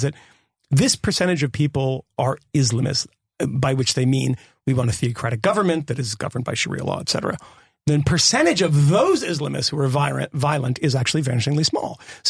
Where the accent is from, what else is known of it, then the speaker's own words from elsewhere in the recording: Massachusetts, United States; I grew up in Massachusetts.